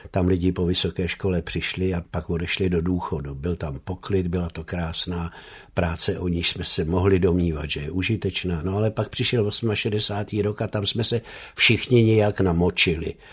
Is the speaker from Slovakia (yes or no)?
yes; Bratislava, Bratislava Region, Slovakia; now in Czechia; A náš pan děkan věděl, že já jsem ten rodilý Bratislavan a daroval mi umístěnku do Báňské Bystrice